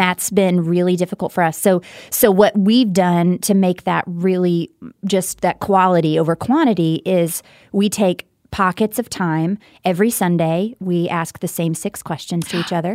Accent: Texarkana, Texas, United States; also born or lived in Louisiana; I was born in Texarkana, Texas

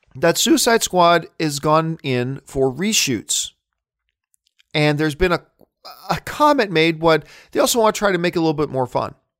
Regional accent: Hamilton, Ontario, Canada; moved away as an adult; now in Burbank, United States; I'm a Canadian kid coming from Hamilton, Ontario, Canada

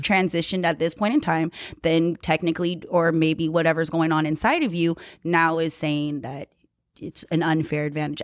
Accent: Hawaii, United States; I grew up in Hawaii

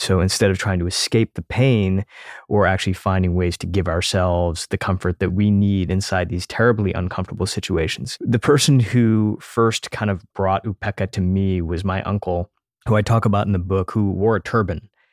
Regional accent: United States; as an Indian kid growing up in the United States

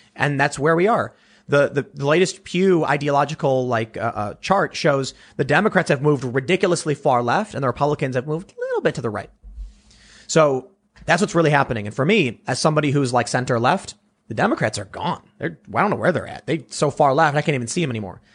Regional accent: Chicago, Illinois, United States; growing up in Chicago, we had one like rock radio station that was prominent

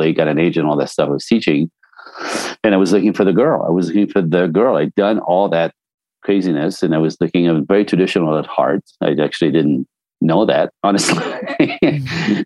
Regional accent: Canada; now in Los Angeles, United States; I'm French Canadian. So I was born in a snowbank

